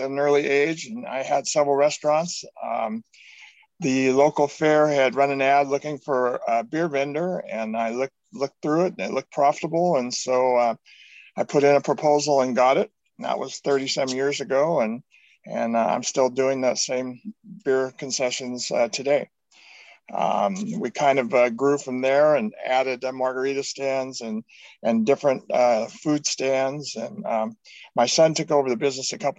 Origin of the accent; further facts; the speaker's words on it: Sonoma County, California, United States; my hometown fair, I get to see all the locals. I was born and raised there